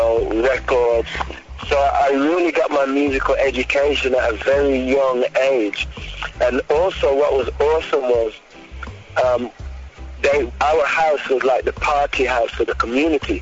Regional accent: Birmingham, West Midlands, United Kingdom; also born or lived in London; I was born in London, but I moved to Birmingham, which is a kind of like the second city, but kind of country too. So I moved to that place when I was 8.

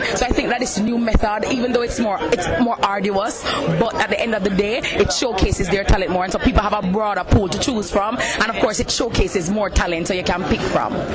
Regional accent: August Town, Saint Andrew, Jamaica; I'm from Augustown

